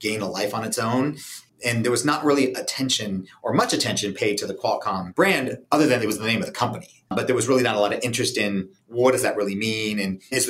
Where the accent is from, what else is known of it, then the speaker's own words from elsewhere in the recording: San Diego, California, United States; moved away as an adult; I was born and raised in San Diego and came back in 1997 and really enjoy living here